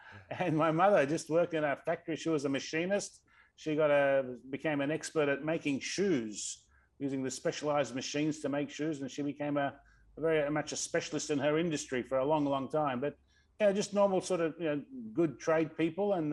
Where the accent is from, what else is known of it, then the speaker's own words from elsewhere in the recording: Australia; accent: Australian; also born or lived in Amman, Jordan; I was born in Jordan, Amman, wow. Jordan, some time ago now. But my parents left there in the early 60s and migrated to Australia. And obviously, I've lived in Australia ever since I was a young boy